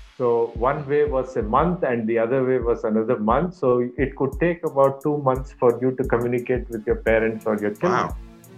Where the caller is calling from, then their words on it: Bangalore, Karnataka, India; I'm calling in from Bangalore, India, the Silicon Valley capital of India.